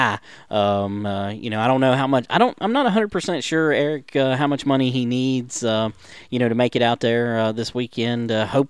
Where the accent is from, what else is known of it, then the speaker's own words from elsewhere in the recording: Virginia, United States; I'm from Virginia.